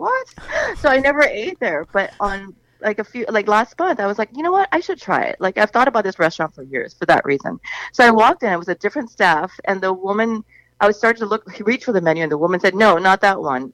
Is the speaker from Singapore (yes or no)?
yes; Singapore; now in New York, United States; I'm from Singapore